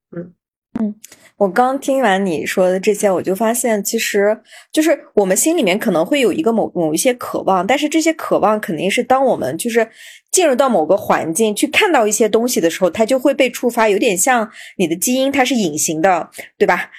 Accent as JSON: {"language": "Chinese", "region": "Xinjiang", "country": "China", "moved": "yes", "said": "作为新疆人，我们在内地生活的时候"}